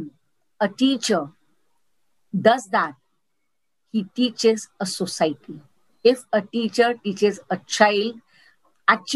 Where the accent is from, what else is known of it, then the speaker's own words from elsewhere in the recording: Gujarat, India; also born or lived in Mumbai, India / Surat, India; I'm born in Mumbai, brought up in Gujarat